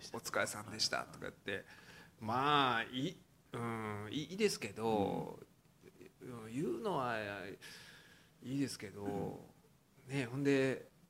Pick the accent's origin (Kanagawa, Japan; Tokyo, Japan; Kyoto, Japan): Kyoto, Japan; Uji; 宇治はね、まあ、私の実家なんですけど